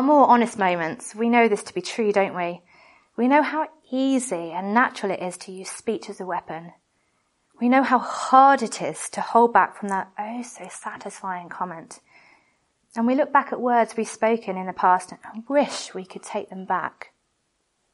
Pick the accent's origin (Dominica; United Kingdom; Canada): United Kingdom; we're British